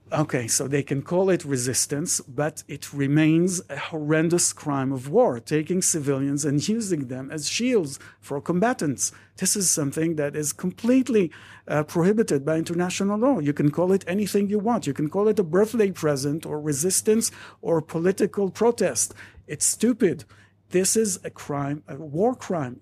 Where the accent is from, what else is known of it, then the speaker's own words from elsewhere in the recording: Jerusalem, Jerusalem District, Israel; also born or lived in Madrid / Paris; I was born and raised in Jerusalem